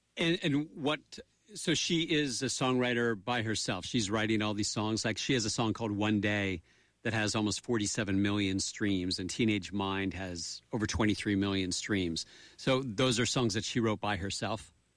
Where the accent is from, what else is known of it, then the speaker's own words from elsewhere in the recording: Madison, New Jersey, United States; I grew up in Madison, New Jersey, right around from Drew University